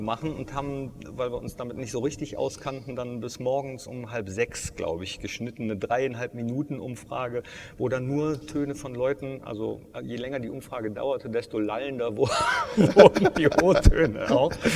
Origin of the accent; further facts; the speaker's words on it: Mönchengladbach, North Rhine-Westphalia, Germany; gebürtiger Gladbacher bin